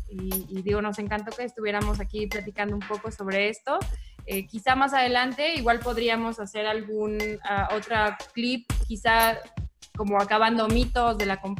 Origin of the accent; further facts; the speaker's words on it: Mexico; somos personas creativas, este, como mexicanos